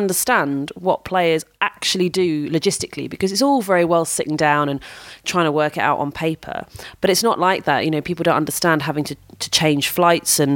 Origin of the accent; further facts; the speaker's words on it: United Kingdom; I'm British